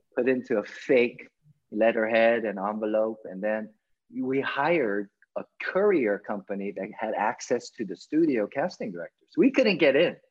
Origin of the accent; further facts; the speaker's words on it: United States; as an american kid you adopt and you you digest everything that is beautiful about being growing up in America